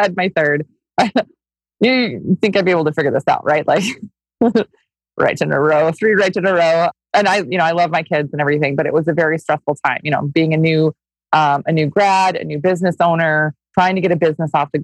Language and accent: English; Minnesota, United States; I grew up in Minnesota. I grew up on a goat farm in Minnesota